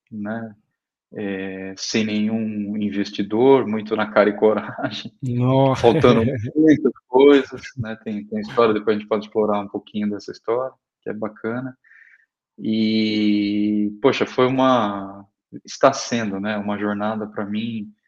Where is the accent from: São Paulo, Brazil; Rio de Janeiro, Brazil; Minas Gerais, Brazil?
São Paulo, Brazil; Araraquara; Eu sou eu sou do eu sou do interior de São Paulo, de Araraquara.